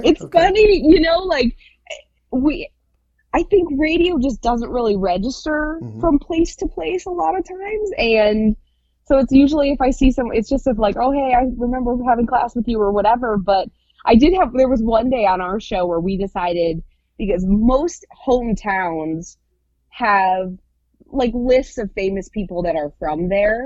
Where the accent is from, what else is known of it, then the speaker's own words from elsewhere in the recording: Michigan, United States; moved away as an adult; now in Indianapolis, United States; I am originally from Michigan